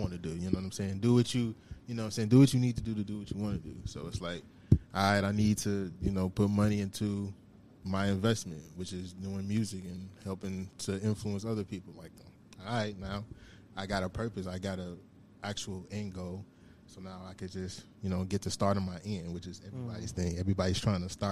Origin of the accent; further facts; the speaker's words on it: United States; growing up where I grew up in the South Side